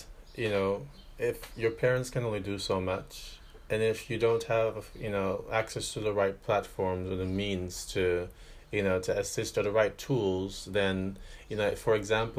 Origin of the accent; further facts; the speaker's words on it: Jamaica; now in Paris, France; I didn't grow up here. You know, I'm from Jamaica.